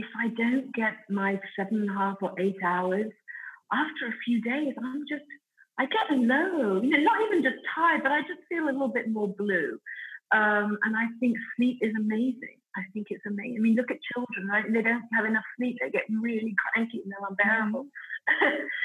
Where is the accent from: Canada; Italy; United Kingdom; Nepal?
Italy; accent: Italian; my Italian accent